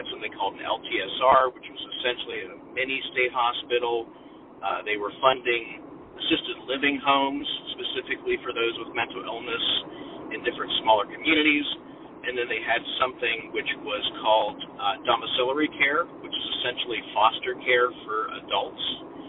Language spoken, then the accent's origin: English; Pennsylvania, United States; I'm from Pennsylvania. At the time, we were down to 4 state hospitals, and even then, they had very limited beds.